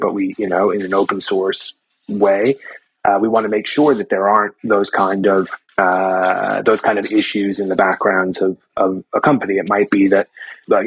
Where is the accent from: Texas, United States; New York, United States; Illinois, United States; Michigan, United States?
New York, United States; New York City; moved away as an adult; also born or lived in Portland, Oregon; now in Australia; I was born and raised in Manhattan, actually, in the heart of New York City.